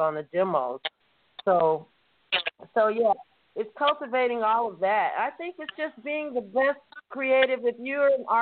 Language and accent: English; Atlanta, Georgia, United States; moved away; also born or lived in California / England; originally I'm from Atlanta